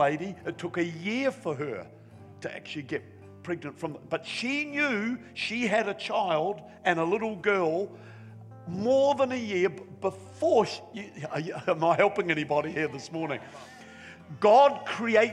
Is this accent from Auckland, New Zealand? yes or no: no; Wellington, New Zealand; now in Newcastle; I came from Wellington, New Zealand